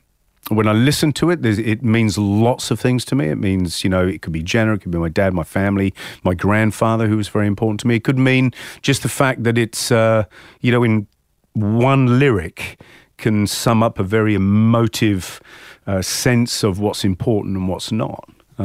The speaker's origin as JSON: {"language": "English", "region": "England", "country": "United Kingdom", "tie": "born or raised there", "said": "certainly growing up in England"}